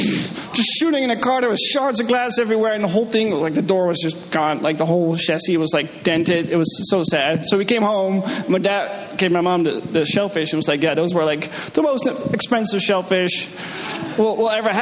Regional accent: Netherlands; moved away; I'm from the Netherlands

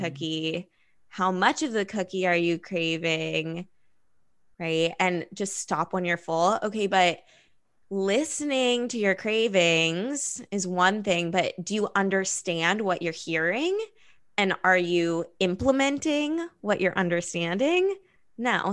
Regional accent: Los Angeles, California, United States; growing up in Los Angeles

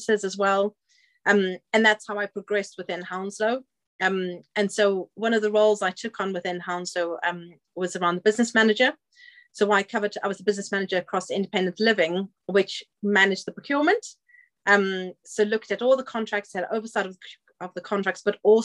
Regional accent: Zimbabwe; moved away as an adult; also born or lived in South Africa; now in England; I was born in Zimbabwe, and I actually studied in South Africa.

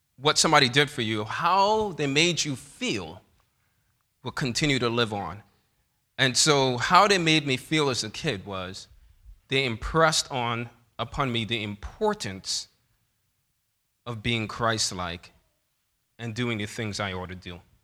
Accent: New York City, New York, United States; growing up in Bethel Seventh-day Adventist Church in New York City

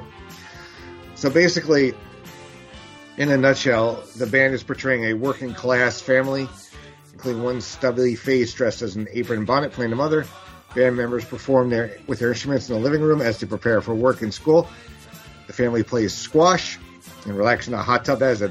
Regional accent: New York, United States; growing up in America and New York.

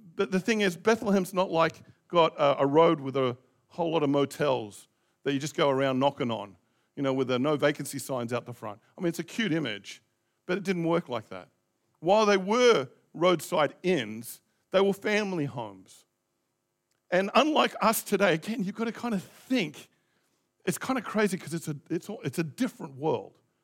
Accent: Australia; also born or lived in Christchurch, New Zealand; now in New Zealand; I was born there

